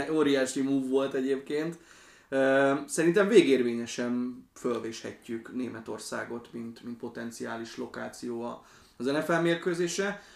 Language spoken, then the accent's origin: Hungarian; Slovakia; moved away; én Szlovákiában nőttem föl